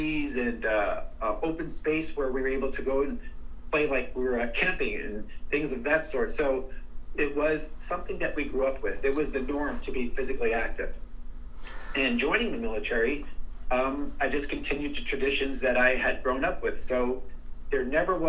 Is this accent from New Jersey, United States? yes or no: yes; Linden, New Jersey, United States; I'm from Linden, New Jersey